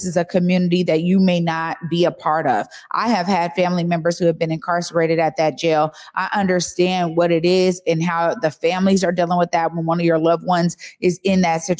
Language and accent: English; Seattle, Washington, United States; Omari and I grew up in the Central District